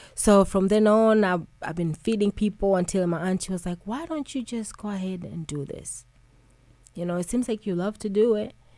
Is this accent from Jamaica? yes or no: no; Tanzania; moved away; I'm originally from East Africa, Tanzania. And, you know, growing up home with my grandmother